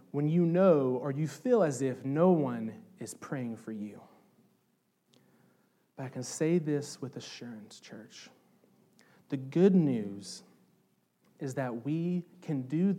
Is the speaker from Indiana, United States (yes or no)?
yes; Southern Indiana, United States; I'm from Southern Indiana